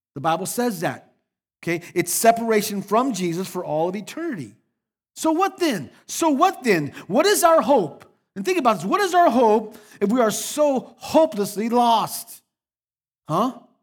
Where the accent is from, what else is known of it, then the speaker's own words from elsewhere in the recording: Phoenix, Arizona, United States; I was born on October 8th, 1962, in Phoenix, Arizona, to Albert and Ramona Perez